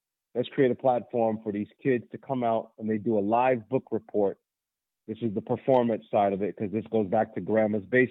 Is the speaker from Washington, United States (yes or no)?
yes; Federal Way, Washington, United States; I went back to my old middle school here in Federal Way, Washington, which is south of Seattle